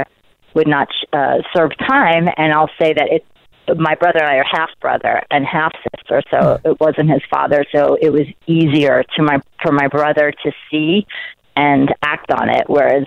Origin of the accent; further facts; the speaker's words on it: New York City, New York, United States; I grew up in Brooklyn with a Jewish wannabe Italian father